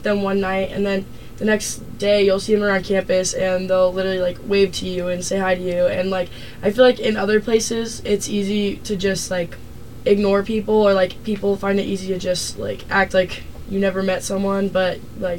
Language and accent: English; Mesa, Arizona, United States; moved away as an adult; I am from Mesa, Arizona, and it's basically the desert